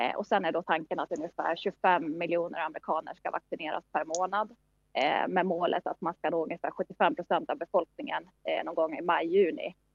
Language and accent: Swedish; Sweden; now in New York, United States; vi i Sverige